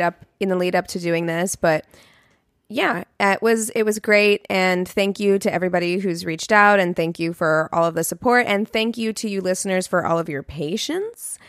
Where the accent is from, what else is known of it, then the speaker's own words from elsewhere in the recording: Springfield, Missouri, United States; moved away; my hometown of Springfield, Missouri